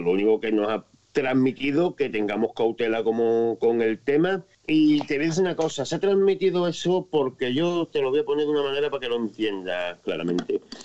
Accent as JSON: {"language": "Spanish", "country": "Spain", "said": "soy español"}